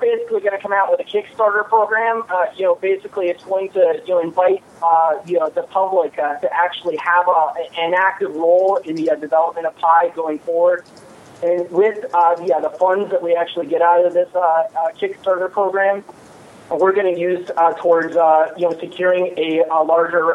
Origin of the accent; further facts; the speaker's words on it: Michigan, United States; moved away; I'm from Michigan